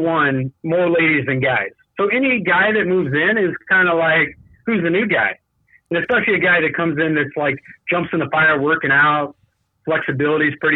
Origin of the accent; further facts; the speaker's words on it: Tucson, Arizona, United States; now in Phoenix, United States; I'm a Tucson guy. I grew up in Tucson.